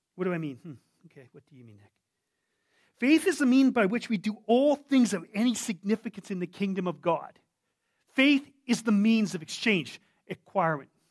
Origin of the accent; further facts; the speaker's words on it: Yukon, Canada; I come from the Yukon. I was born there.